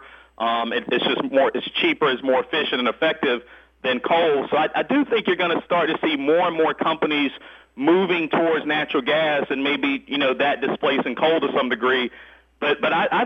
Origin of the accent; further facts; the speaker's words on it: Winston-Salem, North Carolina, United States; I come from East Winston. I grew up very, very poor